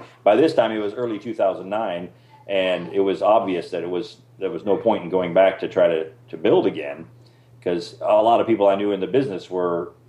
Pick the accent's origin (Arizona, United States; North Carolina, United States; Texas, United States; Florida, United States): Arizona, United States; moved away as an adult; also born or lived in Costa Rica; we're from Arizona